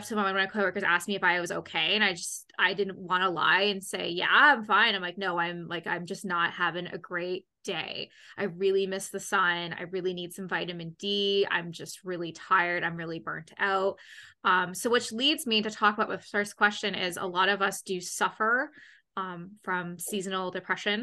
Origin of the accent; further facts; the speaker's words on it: Ontario, Canada; so I live in Canada. I'm from Ontario.